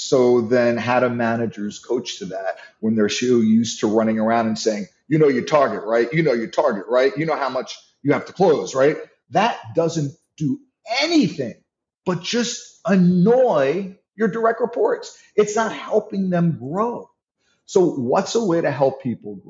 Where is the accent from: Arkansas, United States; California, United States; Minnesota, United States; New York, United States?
New York, United States; I'm from New York.